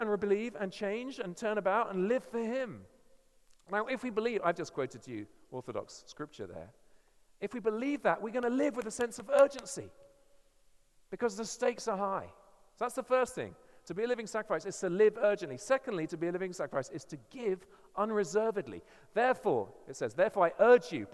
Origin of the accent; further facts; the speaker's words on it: England, United Kingdom; I'm English